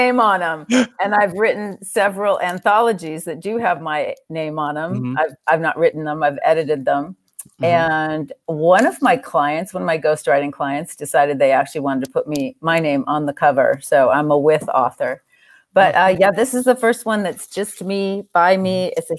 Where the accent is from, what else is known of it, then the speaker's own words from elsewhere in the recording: Southern California, United States; I grew up in Southern California